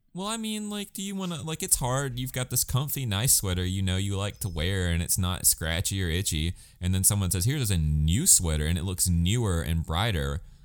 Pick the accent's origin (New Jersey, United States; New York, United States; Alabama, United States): Alabama, United States; I'm from Alabama